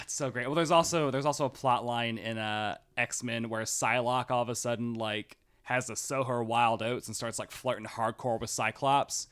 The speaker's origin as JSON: {"language": "English", "region": "Tennessee", "country": "United States", "said": "I'm from Tennessee"}